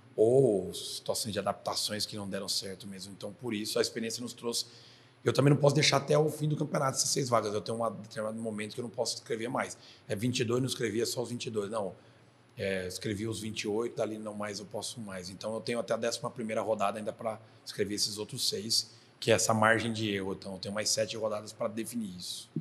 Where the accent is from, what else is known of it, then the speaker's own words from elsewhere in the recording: Marília, São Paulo, Brazil; also born or lived in Lins; Sou nascido e criado em Marília